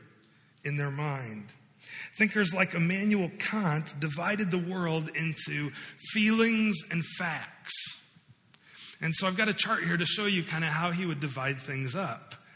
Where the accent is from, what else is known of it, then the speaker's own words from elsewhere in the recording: United States; growing up in the United States, growing up in the West